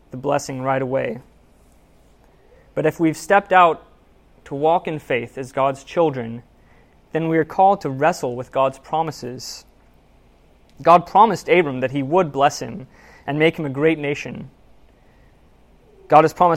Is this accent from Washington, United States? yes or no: yes; Seattle, Washington, United States; I'm from Seattle. I went to college there